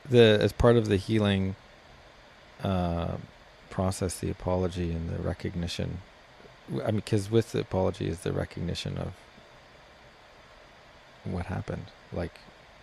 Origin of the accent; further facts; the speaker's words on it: Canada; but it just feels out of touch to how I experience being a Canadian is not that.